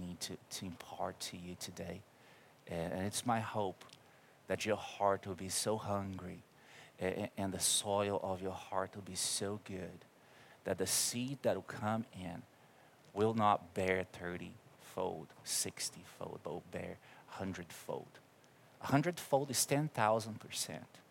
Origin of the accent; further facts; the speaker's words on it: Brazil; English is a second language; moved away; I'm from Brazil. You're going to see it coming through my accent